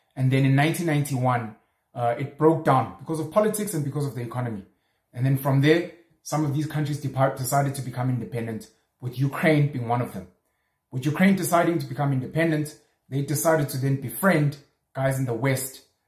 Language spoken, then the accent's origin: English; South Africa